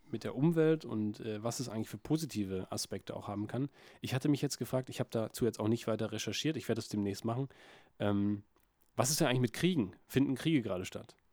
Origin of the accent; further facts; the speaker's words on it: Berlin, Germany; Ich komme aus Berlin.